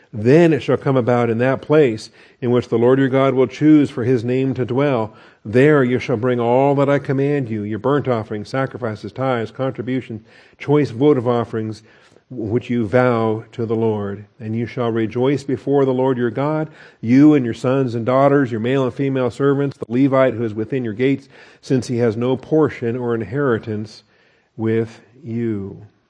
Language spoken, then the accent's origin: English; the Northwest, Pacific Northwest, United States; I grew up in the Northwest and we had totem poles in different places